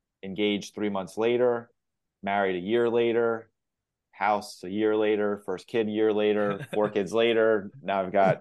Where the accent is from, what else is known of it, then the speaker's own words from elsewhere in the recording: Lancaster, Pennsylvania, United States; born and raised in Lancaster, middle-class family.